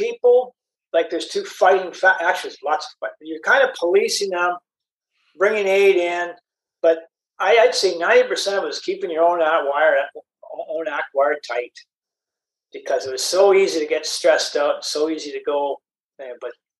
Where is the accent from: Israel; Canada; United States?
Canada; And my mom moved around, raised us. And I grew up mostly in Canada.